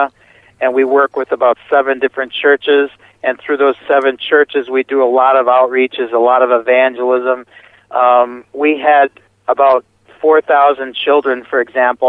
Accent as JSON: {"language": "English", "country": "United States", "also_born_or_lived": "Milwaukee, Wisconsin", "moved": "as an adult", "lives_now": "Romania", "said": "being an American"}